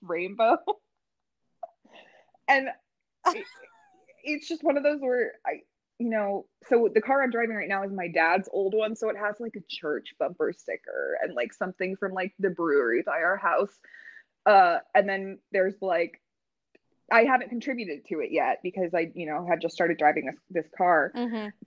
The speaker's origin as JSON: {"language": "English", "town": "Indianapolis", "region": "Indiana", "country": "United States", "tie": "born or raised there", "said": "I'm also from Indianapolis. I grew up here."}